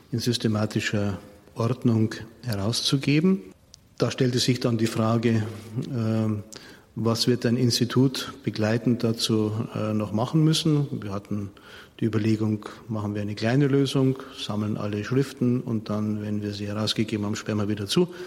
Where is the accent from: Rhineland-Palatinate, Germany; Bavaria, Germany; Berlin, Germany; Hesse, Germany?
Bavaria, Germany; Munich; Ich bin ja ein Münchner und wie ich ins Priesterseminar eingetreten bin, 1980 war Josef Ratzinger Erzbischof von München und Freising